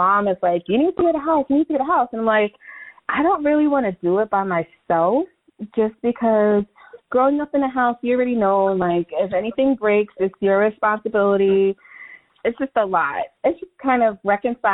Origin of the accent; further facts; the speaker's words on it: New York City, New York, United States; I'm a Brooklyn girl